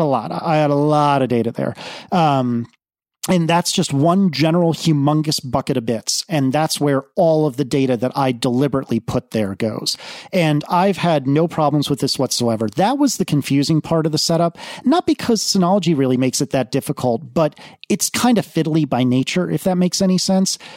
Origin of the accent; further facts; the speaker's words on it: East Coast, United States; moved away; also born or lived in Midwest / Austin, Texas; I grew up on the East Coast. I spent some time in the Midwest, but I have never lived west of, geez, I think Austin, Texas is probably as far west as I've ever lived.